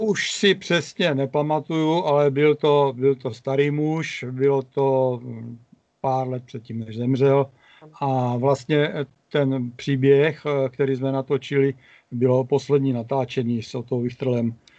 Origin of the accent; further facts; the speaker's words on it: Prostějov, Olomouc Region, Czechia; Prostějovem, což je moje rodné město a město, ve kterém pořád žiju